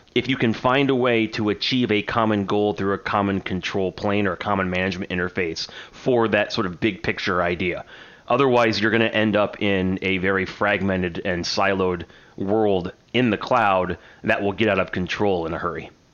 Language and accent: English; United States; I'm an American